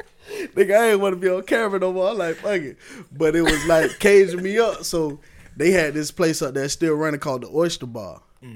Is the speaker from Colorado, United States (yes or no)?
no; Tampa, Florida, United States; also born or lived in Miami; I was born in Miami. I was raised in Tampa. We moved up here after Hurricane Andrew tore that shit up down there in the early 90s. So I always say, you know, I'm from Tampa. This is what I know.